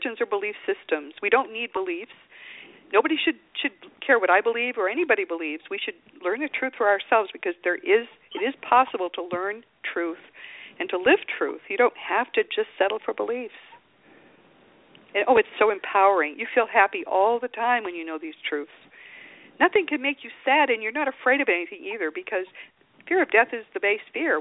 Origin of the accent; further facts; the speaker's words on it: the East, East Coast, United States; now in Austin, United States; I'm from the East, and some of the houses are very old